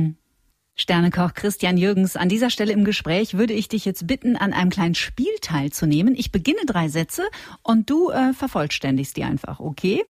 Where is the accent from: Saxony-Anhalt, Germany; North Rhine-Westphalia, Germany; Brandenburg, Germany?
North Rhine-Westphalia, Germany; Witten; Ich bin aus Witten